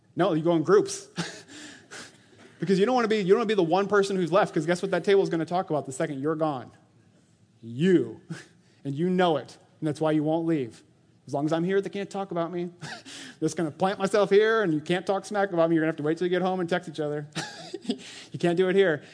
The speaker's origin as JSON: {"language": "English", "town": "Orange City", "region": "Iowa", "country": "United States", "tie": "born or raised there", "said": "I was born in Orange City, Iowa, to Tunis and Jackie Van Vorst"}